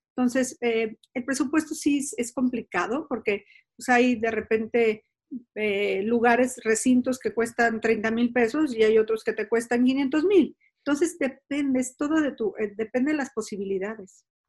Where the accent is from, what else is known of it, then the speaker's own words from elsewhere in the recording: San Miguel de Allende, Guanajuato, Mexico; moved away as an adult; decidí que quería regresar a San Miguel Allende, donde es mi pueblo